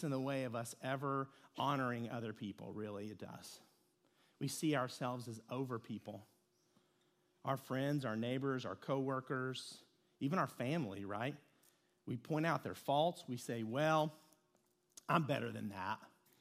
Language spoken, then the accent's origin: English; Lexington, Kentucky, United States; I grew up in Lexington, Kentucky